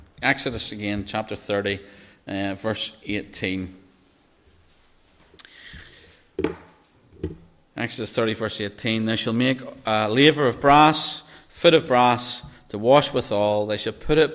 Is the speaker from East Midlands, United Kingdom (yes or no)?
no; Northern Ireland, United Kingdom; Mirror, when I say mirror as a Northern Irish person, it's very different to how you pleasant English people say mirror.